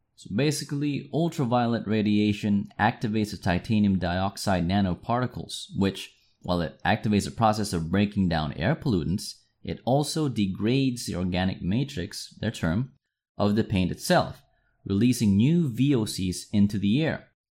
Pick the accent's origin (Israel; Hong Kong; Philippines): Philippines; Manila, Metro Manila; Manila, which is my hometown